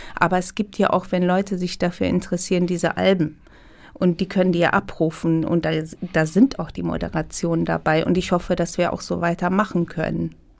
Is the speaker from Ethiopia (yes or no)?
yes; Ethiopia; now in Germany; ich bin in Äthiopien geboren natürlich, aber ich habe, äh, äh, mein Vater kommt aus Syrien, meine Mutter war halb Italienerin, halb Äthiopierin. Man ist international aufgewachsen